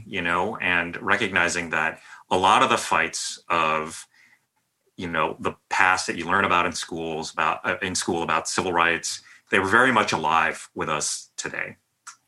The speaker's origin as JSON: {"language": "English", "town": "San Jose", "region": "California", "country": "United States", "tie": "born or raised there", "moved": "as an adult", "lives_now": "New York, United States", "said": "Having grown up in the Bay Area, I still think of myself as like a Bay Area person, even though I've been living in New York pretty much for over 20 years now"}